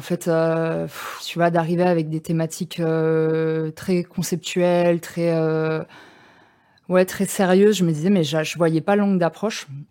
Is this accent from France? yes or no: yes; Bagnolet, Île-de-France, France; moi j'ai grandi à Bagnolet